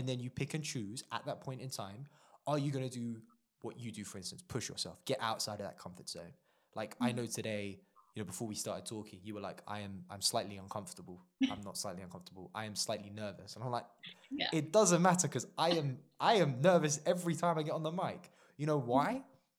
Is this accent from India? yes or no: yes; India; India holds a special place in my heart. Not because I'm Indian. I forget that I am sometimes, yeah, despite the skin color.